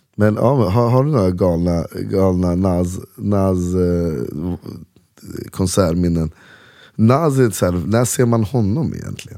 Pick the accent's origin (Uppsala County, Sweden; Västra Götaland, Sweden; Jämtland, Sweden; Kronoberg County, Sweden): Uppsala County, Sweden; Uppsala; Salabacke där jag växte upp